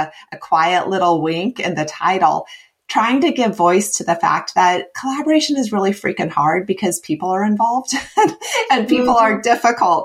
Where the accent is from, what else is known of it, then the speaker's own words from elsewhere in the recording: Midwest, United States; moved away as an adult; also born or lived in West Coast, United States / East Coast, United States; now in US East Coast; I grew up in the Midwest and spent 14 years on the West Coast. And I've been out here on the East Coast for 5 years